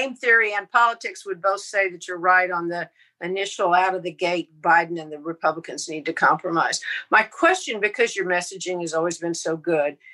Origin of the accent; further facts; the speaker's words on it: Houston, Texas, United States; accent: Texas; I'm sitting here in Houston, Texas, as you can probably tell by my accent